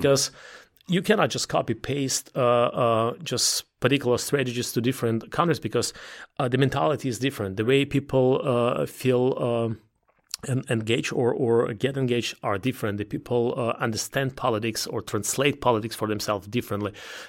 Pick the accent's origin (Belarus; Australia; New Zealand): Belarus; English is a second language; also born or lived in Ukraine / Russia / Germany; now in United States; It's one is Eastern Europe, because I was born there. Mm-hmm. I was born in Belarus. I was growing up in Ukraine, in Belarus, in Russia at the same time. So I'm at home there.